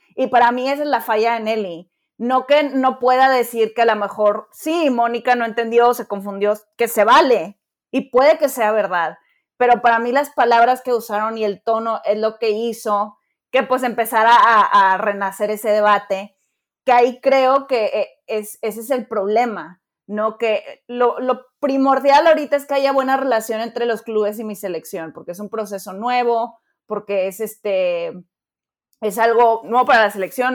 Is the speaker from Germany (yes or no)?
no; Mexico; somos mexicanos